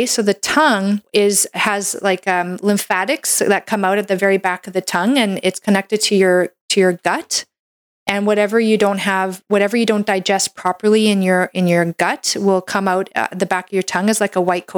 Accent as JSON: {"language": "English", "country": "Canada", "said": "I'm a Canadian medical doctor"}